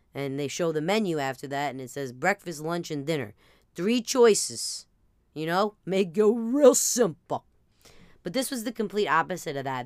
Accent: New Jersey, United States; we're from Jersey

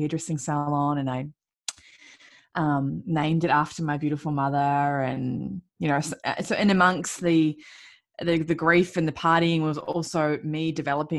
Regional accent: New Zealand; I was born and raised in New Zealand

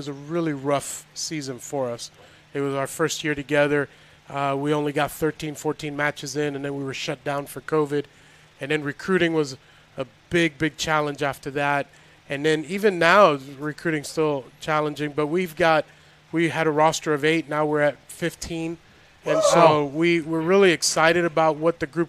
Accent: Miami, Florida, United States; I'm born and raised in Miami, Florida, but my parents are from Cuba.

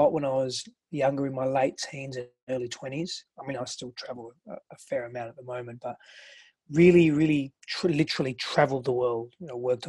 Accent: Australia; English is a second language; also born or lived in Greece; now in United States; I grew up in Greece and Australia, and so I had quite a diversity in cultural

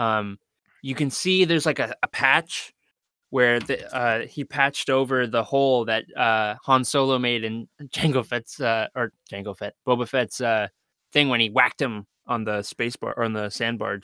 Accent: Canada; accent: Canadian; my accent is Canadian

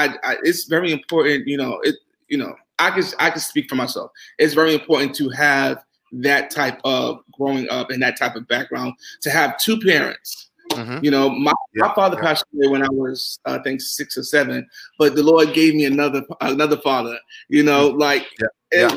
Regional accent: New York, United States; also born or lived in Charleston, South Carolina; I grew up in New York personally, then we moved to Charleston, South Carolina, then I went back to New York

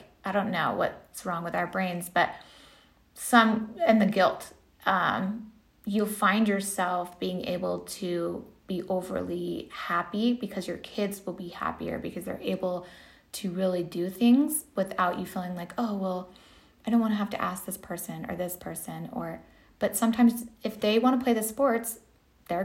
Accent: California, United States; moved away; I'm from California originally

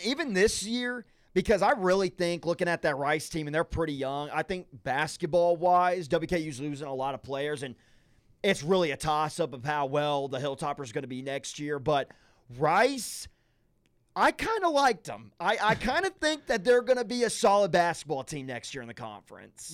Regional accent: Nashville, Tennessee, United States; I grew up in the Nashville area

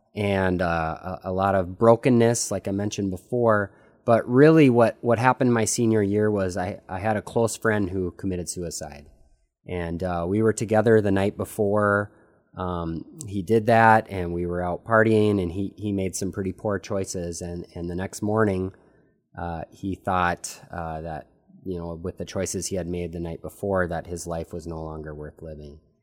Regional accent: United States; At twenty-two years old, growing up in the United States

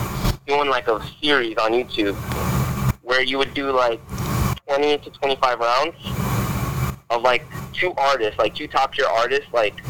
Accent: South Florida, United States; I'm actually from South Florida.

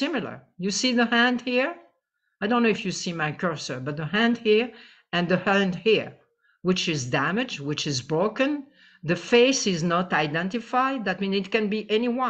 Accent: Tunisia; I am from Tunisia

